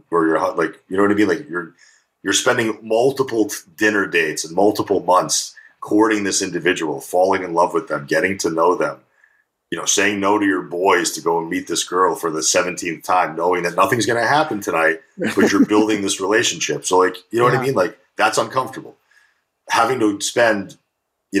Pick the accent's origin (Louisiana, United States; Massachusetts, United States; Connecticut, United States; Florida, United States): Connecticut, United States; New Haven; also born or lived in Russia; now in California, United States; I grew up right in New Haven, Connecticut